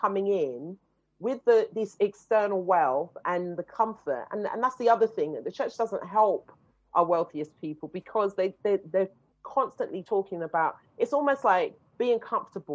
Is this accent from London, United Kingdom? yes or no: yes; London, United Kingdom; I come from Shepherd's Bush, you know, and Harlesden and all of these places. These were the places that you were running up and down